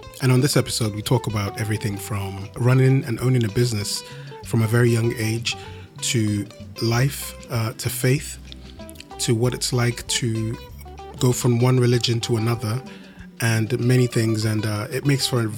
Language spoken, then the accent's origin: English; Nigeria; moved away; I was born in Nigeria in the late 80s